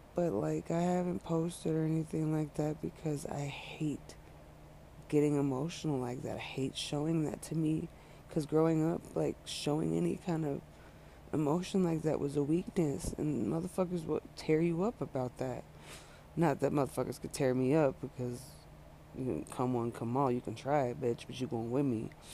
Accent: Montana, United States; moved away as an adult; also born or lived in California, United States / Colorado, United States; now in Denver, United States; the move when I was young from California to Montana

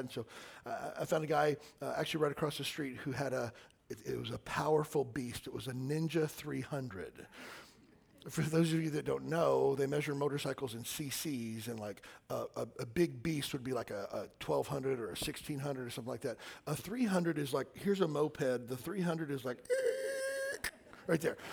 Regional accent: Kentucky, United States; I'm from Kentucky

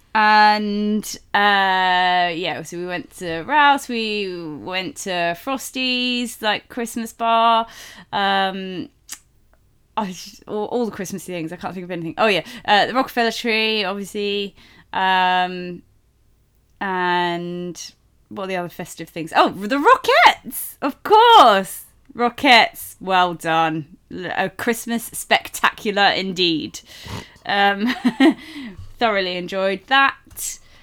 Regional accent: United Kingdom; we are British, so, uh, but we're actually not from London

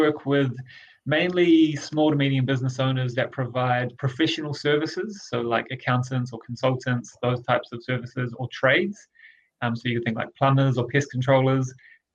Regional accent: Rotorua, Bay of Plenty, New Zealand; a startup business in Rotorua, in my hometown

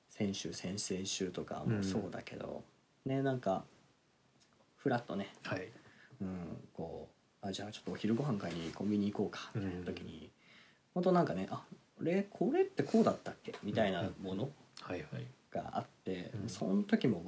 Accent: Hokkaido, Japan

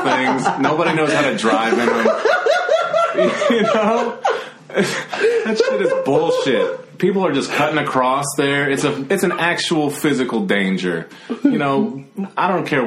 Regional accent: Virginia, United States; growing up in Virginia, like you have a lot of history just around

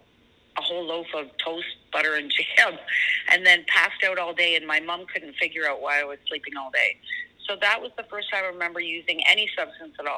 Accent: Toronto, Ontario, Canada; also born or lived in Alberta; we moved back to basically Scarborough, where I grew up just outside of Toronto.

